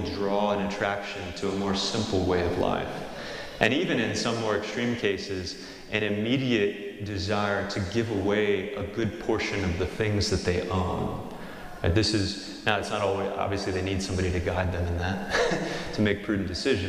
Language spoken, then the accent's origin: English; St. Joseph, Missouri, United States; I'm from St. Joe originally